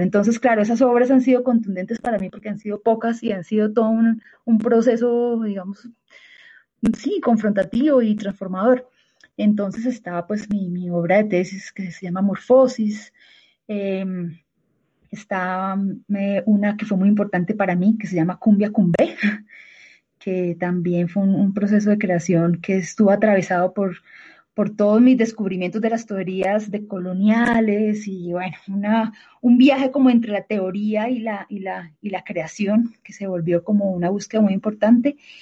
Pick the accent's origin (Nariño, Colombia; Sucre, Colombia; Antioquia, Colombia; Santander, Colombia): Santander, Colombia; Bucaramanga; now in Bogotá, Colombia; yo, yo soy de Bucaramanga, ¿no? Y en Bogotá vivo desde el dos mil once.